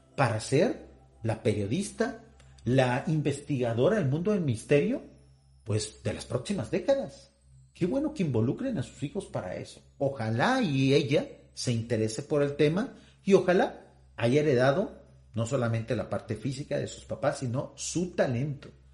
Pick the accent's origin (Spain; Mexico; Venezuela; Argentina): Mexico